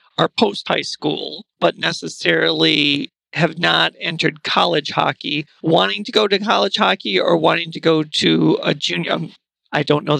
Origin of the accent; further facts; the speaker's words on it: Central Wisconsin, United States; growing up around Central Wisconsin